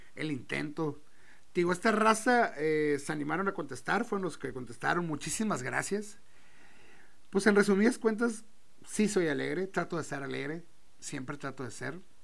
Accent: Tijuana, Baja California, Mexico; Soy de Baja California, soy de Tijuana, cabrón. Soy de aquí de Tijuana

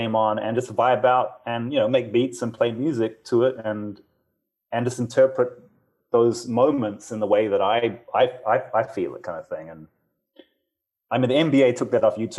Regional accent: Auckland, New Zealand; moved away as an adult; now in Los Angeles, United States; I grew up in New Zealand

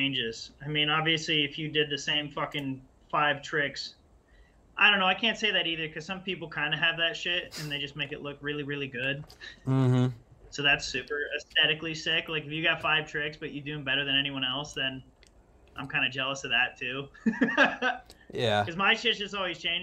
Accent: Pennsylvania, United States; I grew up in Pennsylvania riding like skate park trails

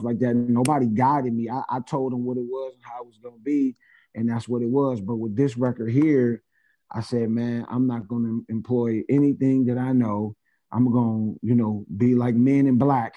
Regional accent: Cleveland, Ohio, United States; I'm from Cleveland

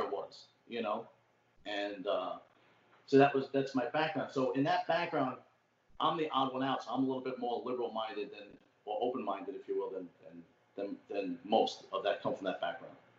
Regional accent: New York City, New York, United States; accent: old school Brooklyn; also born or lived in Staten Island; I grew up in uh, Brooklyn, so I got that old school Brooklyn accent

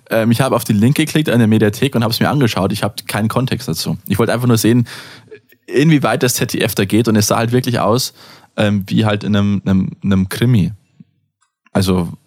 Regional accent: United States; ich bin Amerikaner, ich darf Czerne sagen.

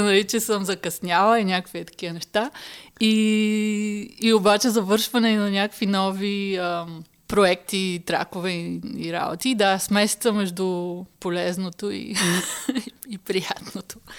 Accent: Haskovo, Haskovo Province, Bulgaria; now in Berlin, Germany; Аз нали съм от Хасково

